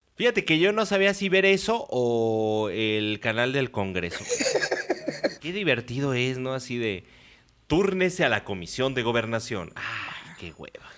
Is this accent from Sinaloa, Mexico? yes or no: no; Mexico City, Mexico; de Ciudad de México